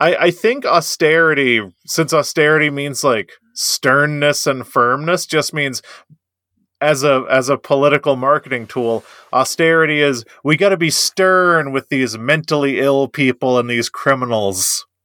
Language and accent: English; United States; I'm an American.